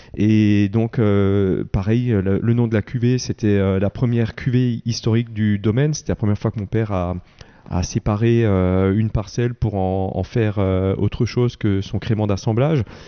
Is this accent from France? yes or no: yes; Wettolsheim, Grand Est, France; je suis de Veto